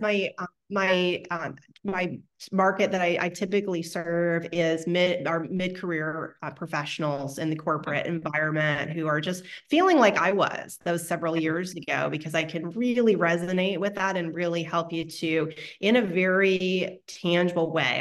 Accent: Ohio, United States; now in Texas, United States; I'm from Ohio, right? We have basements, not in Texas, but in Ohio

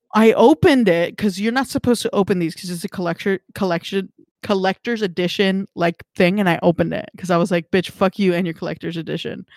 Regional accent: California, United States; I think more locally as like a Californian

